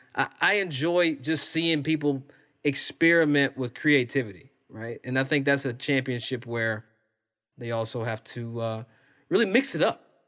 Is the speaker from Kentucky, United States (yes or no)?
yes; Versailles, Kentucky, United States; I'm from Versailles, Kentucky.